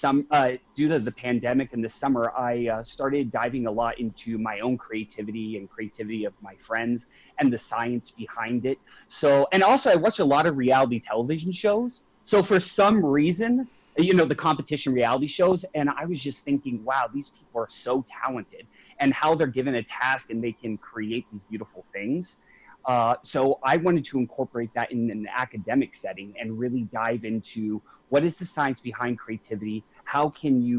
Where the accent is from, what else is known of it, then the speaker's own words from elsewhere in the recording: Avondale, Arizona, United States; now in Scottsdale, United States; I'm originally from Avondale